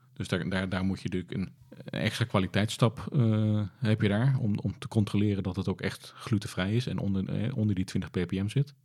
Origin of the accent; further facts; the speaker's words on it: Netherlands; we als Nederlanders